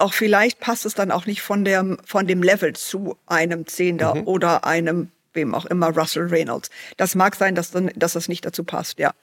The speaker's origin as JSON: {"language": "German", "country": "Germany", "said": "bei uns in Deutschland"}